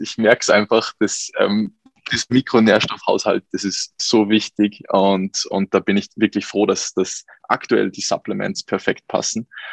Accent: Salzburg, Austria; Ich komme aus Salzburg.

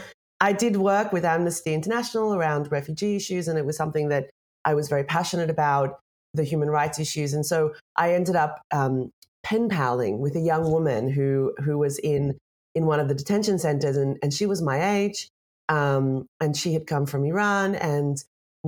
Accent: Australia; moved away; I'm Australian. I don't live in Australia anymore, but I love Australia. I grew up there.

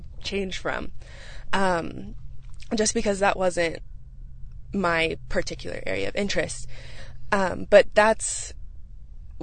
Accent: Winterset, Iowa, United States; I'm from Winterset, Iowa, as Delaney mentioned, and I grew up doing 4-H and FFA pretty much throughout my entire life.

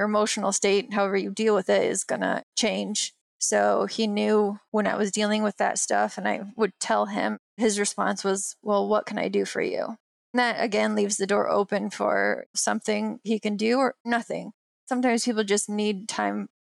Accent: Michigan, United States; moved away; I'm from Michigan, I was a gymnast

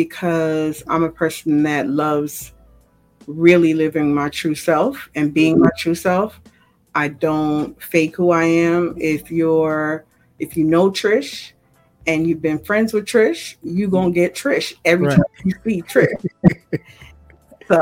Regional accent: New York, United States; I'm a New Yorker

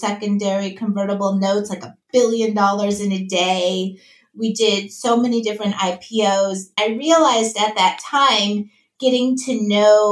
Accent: Minnesota, United States; moved away as an adult; also born or lived in Wisconsin / New York; now in Austin, United States; I grew up in Minnesota

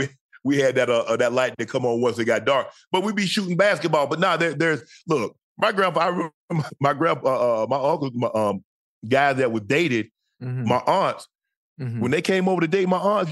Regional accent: the South, United States; you know how it is in the South. I don't look at it. I can't speak for everybody else, but I know where I'm from, that's the utmost respect.

